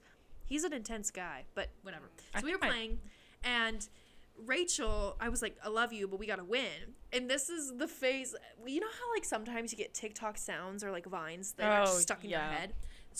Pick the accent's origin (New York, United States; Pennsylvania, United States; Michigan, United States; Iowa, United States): Pennsylvania, United States; Pittsburgh; born there; I was born in Pittsburgh, for those who don't know